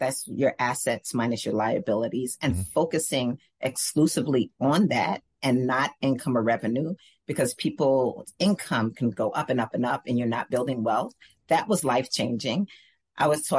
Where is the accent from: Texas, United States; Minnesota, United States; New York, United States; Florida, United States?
New York, United States; New York City; also born or lived in New Jersey; I grew up in New York